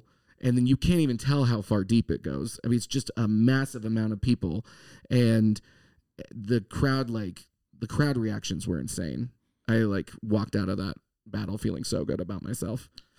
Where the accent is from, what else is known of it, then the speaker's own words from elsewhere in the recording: Monterey, California, United States; we're both from Monterey.